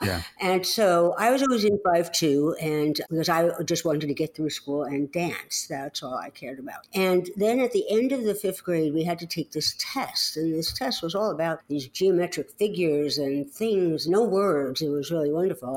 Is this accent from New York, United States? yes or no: yes; New York City, New York, United States; accent: New York; moved away; I grew up in the Bronx in New York City.